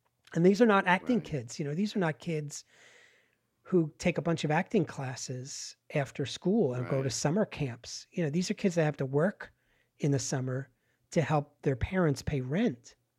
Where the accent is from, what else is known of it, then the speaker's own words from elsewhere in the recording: Pennsylvania, United States; They shut the steel mill. in the town where I grew up in Pennsylvania, on the edge of like rural Pennsylvania and suburbia.